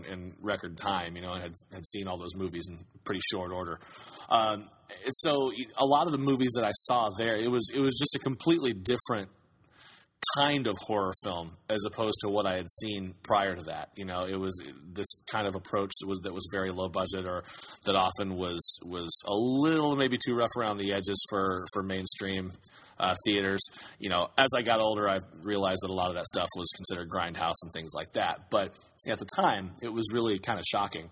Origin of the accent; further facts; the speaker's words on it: Galesburg, Illinois, United States; I grew up in Galesburg, Illinois, which is a small town in downstate, kind of southwestern Illinois.